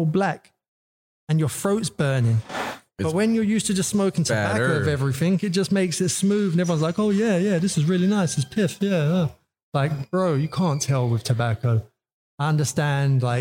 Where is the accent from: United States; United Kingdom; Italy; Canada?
United Kingdom; London; From London, Northwest London.